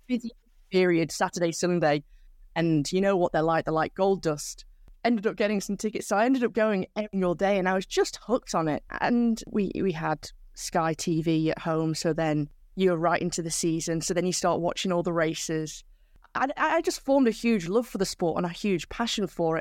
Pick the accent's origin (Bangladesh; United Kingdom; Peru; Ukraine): United Kingdom; Manchester, North West England; I'm from South Manchester, so around 20 kilometers away from the centre of of the city, in a village out in the countryside